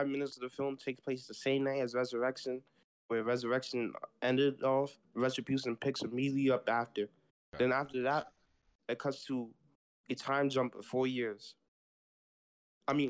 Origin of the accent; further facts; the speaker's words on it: New York City, New York, United States; I'm from New York, born and raised in the Bronx